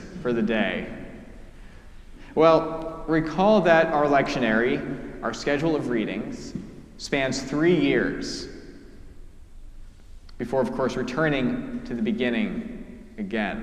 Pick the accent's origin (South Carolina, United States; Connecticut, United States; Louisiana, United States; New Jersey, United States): Connecticut, United States; New Canaan; New Canaan is my hometown. It is where my parents still live